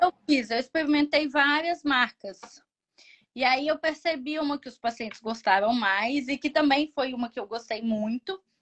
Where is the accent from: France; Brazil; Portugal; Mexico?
Brazil; sou brasileira